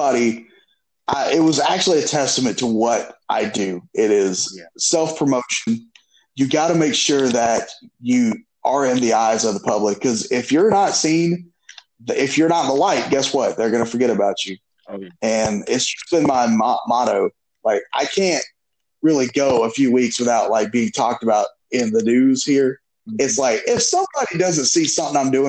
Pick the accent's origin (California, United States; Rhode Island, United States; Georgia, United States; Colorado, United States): Georgia, United States; South; we're all from South Georgia